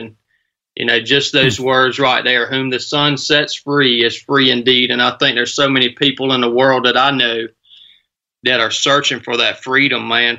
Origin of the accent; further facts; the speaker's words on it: Northwest Georgia, United States; now in Suffolk, United States; born and raised in Northwest Georgia, man.